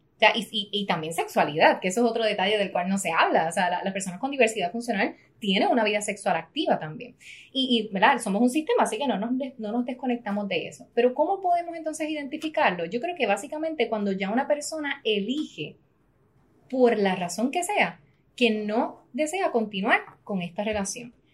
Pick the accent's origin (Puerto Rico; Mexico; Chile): Puerto Rico; soy la primera puertorriqueña